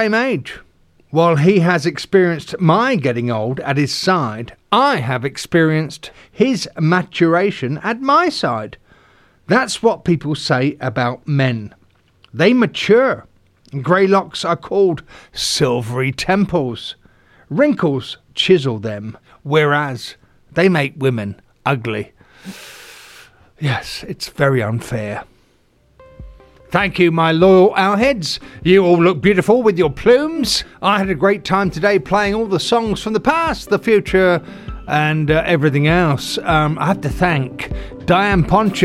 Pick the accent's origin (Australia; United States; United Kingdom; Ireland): United Kingdom; England; I'm an Englishman